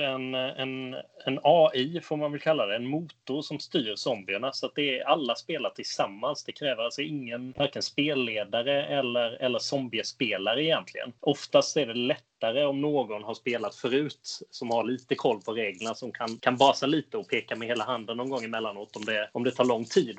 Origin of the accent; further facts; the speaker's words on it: Skåne, Sweden; now in Gothenburg, Sweden; Jag är uppvuxen i Skåne.